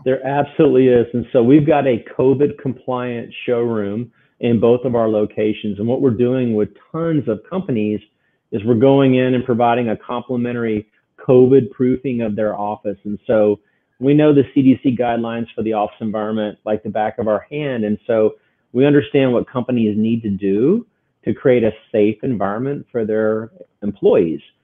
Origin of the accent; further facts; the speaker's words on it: Houston, Texas, United States; I grew up here in Houston, Texas